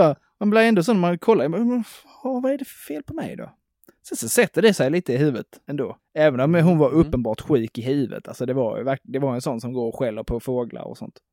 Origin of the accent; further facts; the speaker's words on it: Broby, Skåne, Sweden; moved away; hemma i Broby, så skulle man ha innesko i skolan